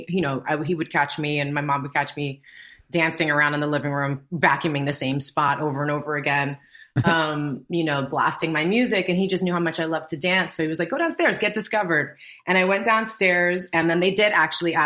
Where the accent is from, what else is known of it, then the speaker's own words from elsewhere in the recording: New York, United States; I grew up in New York